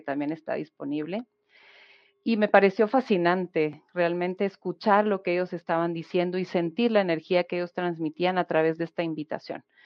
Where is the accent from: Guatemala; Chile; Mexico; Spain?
Guatemala; de Guatemala